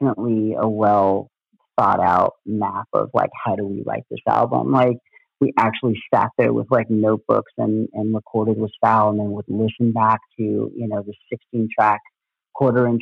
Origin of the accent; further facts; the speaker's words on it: San Diego, California, United States; moved away as an adult; now in Seattle, United States; I'm born and raised in San Diego